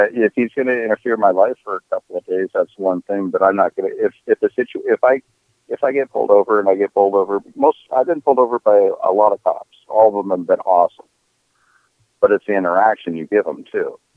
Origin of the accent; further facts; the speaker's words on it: Minnesota, United States; So I'm from Minnesota.